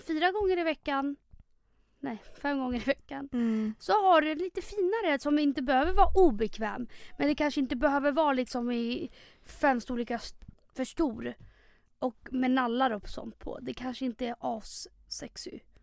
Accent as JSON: {"language": "Swedish", "country": "Chile", "tie": "born or raised there", "moved": "yes", "lives_now": "Stockholm, Sweden", "said": "26 år, bor i Stockholm. Uppväxt i Chile"}